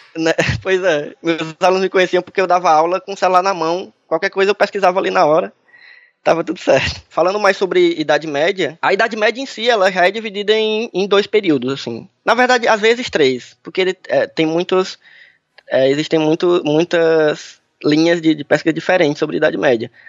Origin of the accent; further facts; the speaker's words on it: Brazil; a gente como brasileiro aqui